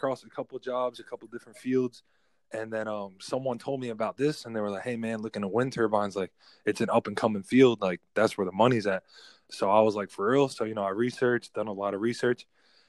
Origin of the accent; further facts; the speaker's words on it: New Jersey, United States; also born or lived in California; now in Texas, United States; being from the East Coast, like growing up in Jersey, and then like, you know, transitioning out to Cali, and now I'm here. Like, you know, I've gone from East West to like Midwest.